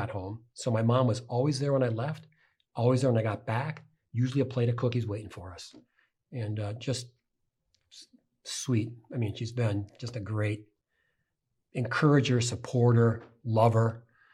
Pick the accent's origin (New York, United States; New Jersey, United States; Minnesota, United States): Minnesota, United States; St. Paul; I grew up on the east side of St. Paul, working class neighborhood.